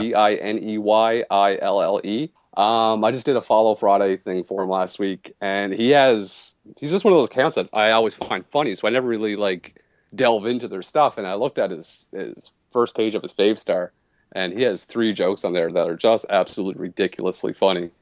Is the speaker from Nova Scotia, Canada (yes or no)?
yes; Nova Scotia, Canada; technically I'm from Nova Scotia, but I live in Cape Breton Island.